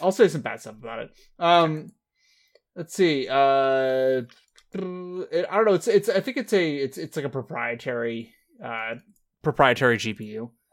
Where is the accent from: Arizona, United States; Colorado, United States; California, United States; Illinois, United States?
California, United States; neither of us have lived outside of California our entire lives.